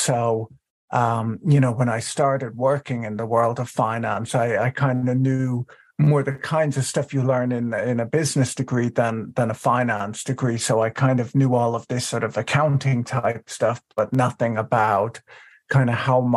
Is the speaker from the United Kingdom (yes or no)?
no; Ireland; moved away as an adult; now in United States; I was born in the United States, but grew up in Ireland